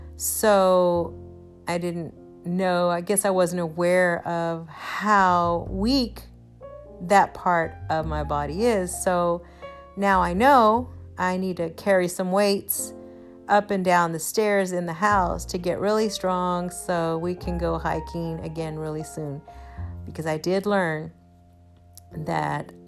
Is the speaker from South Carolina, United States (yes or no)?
no; Houston, Texas, United States; I am from Houston and everything here is flat